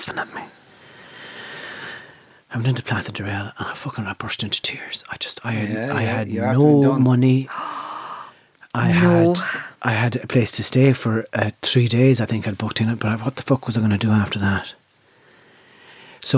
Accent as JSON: {"language": "English", "country": "Ireland", "said": "I'm from Nav"}